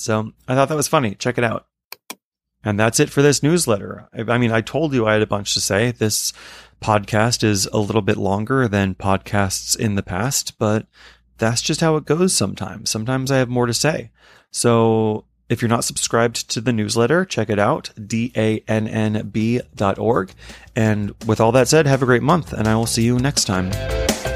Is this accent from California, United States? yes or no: no; New York City, New York, United States; as a New Yorker